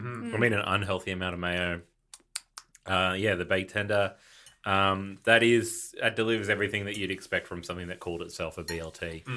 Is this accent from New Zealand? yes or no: yes; New Zealand; I'm a New Zealander.